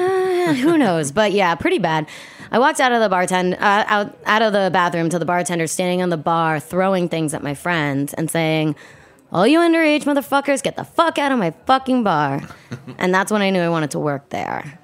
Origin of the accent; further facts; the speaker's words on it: New York City, New York, United States; I, uh, was born and raised in New York City, grew up on the Upper West Side